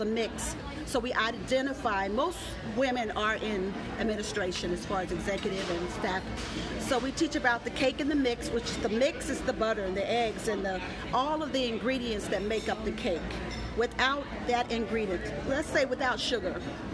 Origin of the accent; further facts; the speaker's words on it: Tulsa, Oklahoma, United States; now in Dallas, United States; I'm from Tulsa, Oklahoma, but I live in Dallas, Texas.